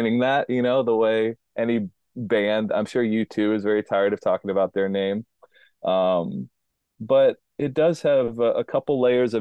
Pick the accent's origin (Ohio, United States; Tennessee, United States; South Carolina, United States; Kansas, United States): Tennessee, United States; Nashville; accent: twang; moved away as an adult; also born or lived in Wyoming / Rhode Island; I'm from Nashville, Tennessee. My dad worked for Warner Brothers Records. I grew up literally hanging out with country music stars